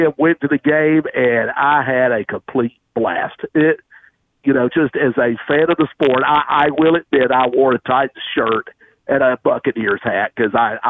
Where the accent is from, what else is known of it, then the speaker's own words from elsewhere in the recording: Tennessee, United States; growing up in Tennessee